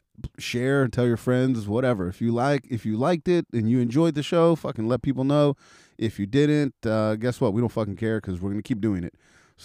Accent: Western Pennsylvania, United States; born or raised there

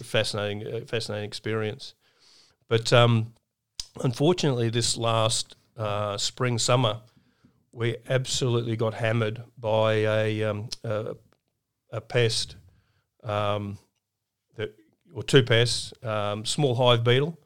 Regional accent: Brisbane, Queensland, Australia; a kid growing up in Brisbane

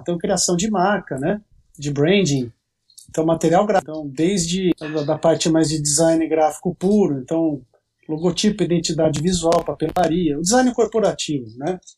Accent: Campinas, São Paulo, Brazil; sou de Campinas, São Paulo

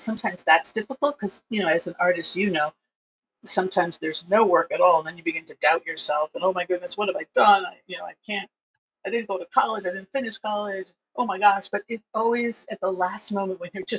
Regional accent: East Coast, United States; moved away as an adult; also born or lived in Los Angeles; I grew up on the East Coast

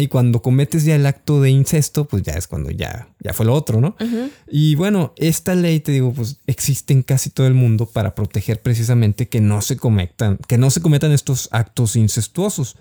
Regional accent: Mexico; como mexicanos

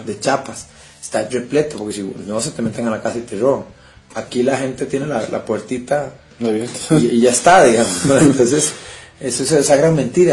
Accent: Costa Rica; nosotros somos los ticos

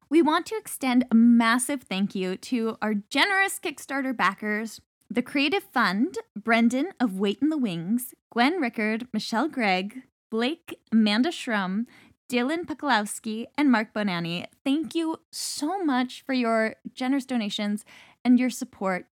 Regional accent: Canada; Being Canadian

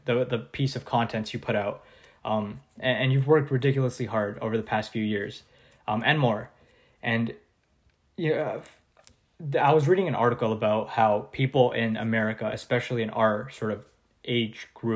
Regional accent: Canada; I'm from Canada

